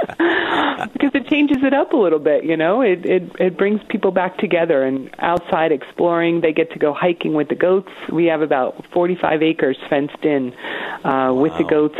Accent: Essex County, New Jersey, United States; moved away as an adult; also born or lived in High Point area, New Jersey; now in Arkansas, United States; I was raised in Essex County

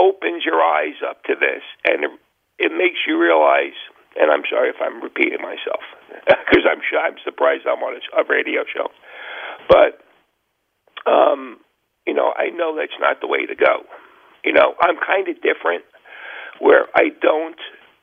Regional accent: New York, United States; moved away as an adult; now in New Jersey, United States; I'm from New York originally

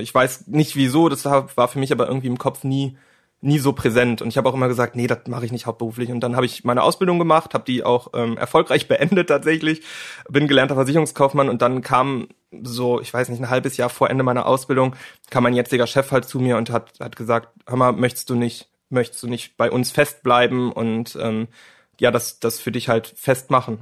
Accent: near Cologne, North Rhine-Westphalia, Germany; Ich komme aus der Nähe von Köln

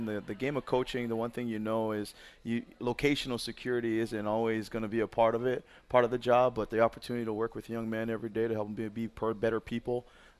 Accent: Hawaii, United States; now in Buffalo, United States; Growing up in Hawaii, it's a beautiful place. 70 and sunny every day. You wear hoodies for style, not more for necessity a little bit.

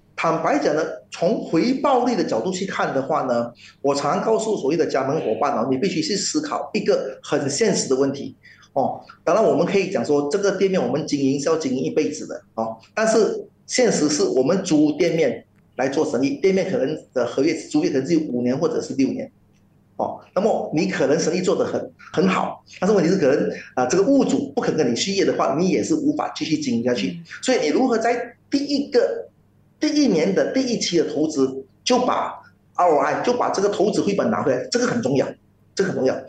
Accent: Malaysia; 我们马来西亚人

